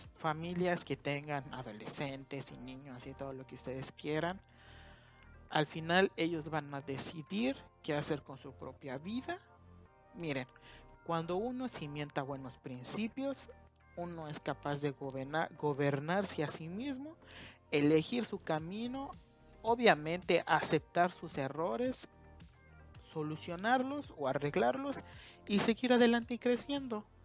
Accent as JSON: {"language": "Spanish", "country": "Mexico", "said": "como mexicanos nos sentimos muy, muy pero muy orgullosos"}